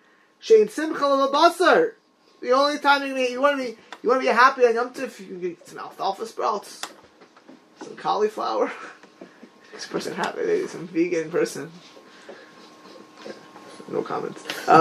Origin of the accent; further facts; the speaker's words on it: Miami Beach, Florida, United States; also born or lived in Lakewood / New York; I never heard it ever did I hear it my whole life in Eretz Yisrael, where I grew up in Miami Beach, or in Lakewood, or when I lived in New York.